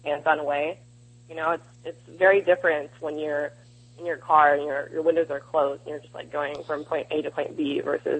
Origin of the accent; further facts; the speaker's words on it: East Bay, San Francisco Bay Area, California, United States; moved away as an adult; now in Los Angeles, United States; I grew up in the Bay Area, in East Bay.